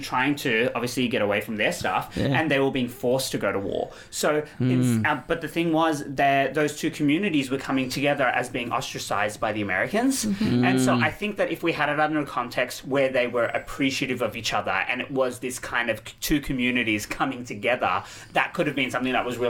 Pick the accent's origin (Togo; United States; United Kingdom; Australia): Australia; moved away; I was raised in Australia to a lot of white understandings and standards.